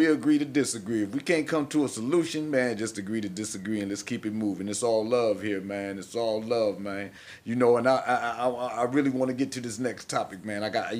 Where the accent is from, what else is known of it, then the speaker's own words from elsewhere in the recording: Cleveland, Ohio, United States; born there; Hey, listen, I was born in Cleveland.